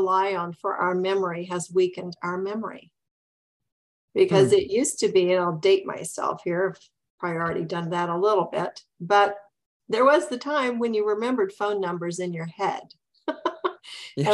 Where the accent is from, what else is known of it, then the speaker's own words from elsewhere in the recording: Midwest, United States; now in Southern California, United States; I grew up in the Midwest.